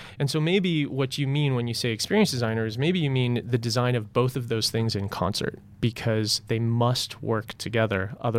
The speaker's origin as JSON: {"language": "English", "town": "Los Angeles", "region": "California", "country": "United States", "tie": "born or raised there", "said": "I grew up in Los Angeles, but then traveled around a lot as I went from failing college to failing college to failing college."}